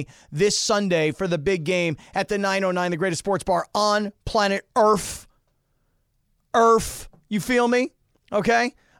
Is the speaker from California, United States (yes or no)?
no; Fort Lauderdale, Florida, United States; I grew up in Fort Lauderdale.